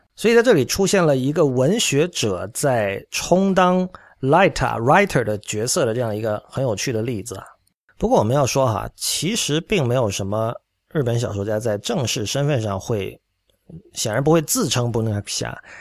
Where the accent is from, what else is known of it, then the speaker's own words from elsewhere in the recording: China; 我觉得这件事情其实是包括我在内的很多中国人都并没有完全想好的